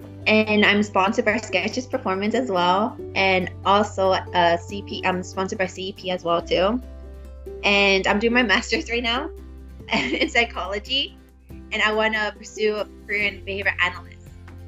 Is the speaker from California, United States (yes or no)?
yes; Southern California, United States; I'm from Southern California.